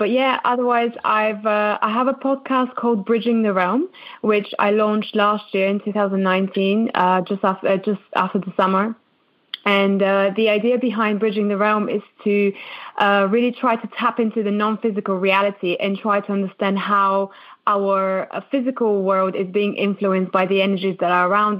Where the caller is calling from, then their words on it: London, United Kingdom; I'm actually calling from London, from the UK. So quite a far away from you guys.